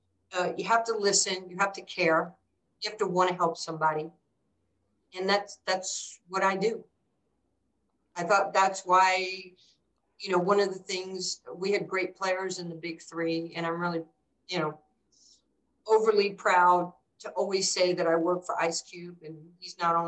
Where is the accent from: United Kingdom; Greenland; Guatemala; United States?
United States; New York City, New York; now in Dallas, United States; I grew up in New York and I didn't have a father